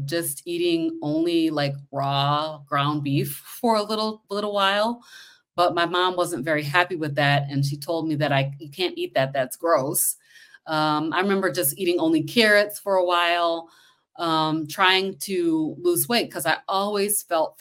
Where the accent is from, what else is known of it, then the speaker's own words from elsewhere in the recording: Kalamazoo, Michigan, United States; I'm from Michigan. Let me just say that. I'm from Kalamazoo, Michigan.